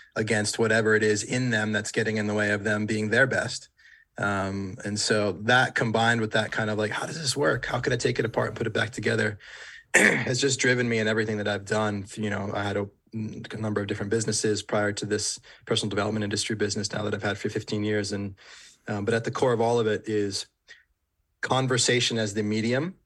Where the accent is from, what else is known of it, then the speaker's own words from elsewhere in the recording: Warwick, Rhode Island, United States; moved away as an adult; I grew up in Rhode Island in the suburb, like, place called Warwick